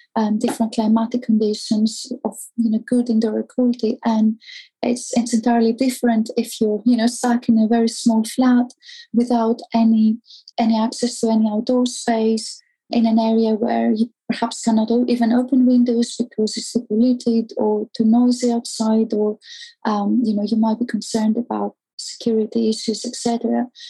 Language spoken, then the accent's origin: English; Greece; moved away; also born or lived in Athens; I grew up in Greece, and as you know, it's it's quite hot there.